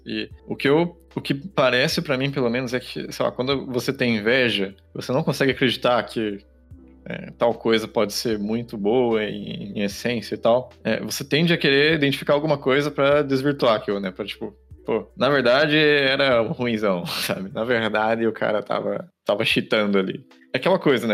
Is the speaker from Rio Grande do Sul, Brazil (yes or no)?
no; Caçapava, São Paulo, Brazil; moved away; a minha cidade natal, a cidade de Caçapava